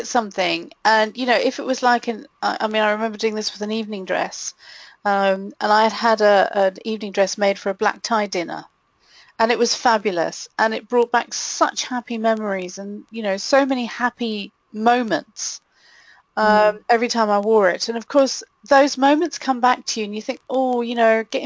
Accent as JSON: {"language": "English", "country": "Malawi", "tie": "born or raised there", "moved": "yes", "lives_now": "United Kingdom", "said": "growing up in a third world country like I did, growing up in Malawi"}